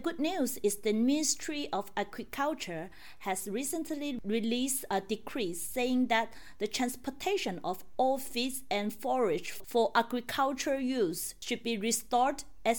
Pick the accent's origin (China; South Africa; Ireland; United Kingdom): China; southern China; moved away as an adult; now in Shanghai, China; I'm hosting this episode in my hometown in the south of China